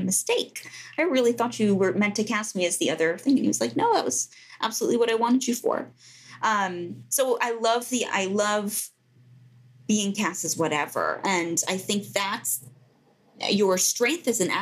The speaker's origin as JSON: {"language": "English", "town": "Greenwich", "region": "Connecticut", "country": "United States", "tie": "born or raised there", "also_born_or_lived": "Baltimore", "moved": "as an adult", "said": "I'm speaking to you from the house I grew up in Greenwich, Connecticut"}